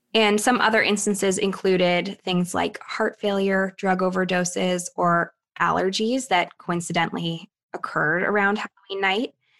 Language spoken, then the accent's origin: English; Thunder Bay, Ontario, Canada; moved away; my days in Thunder Bay, Ontario